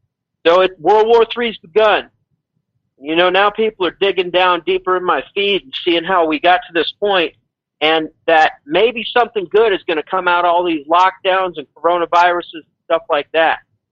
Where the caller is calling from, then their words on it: Mexico; in Mexico.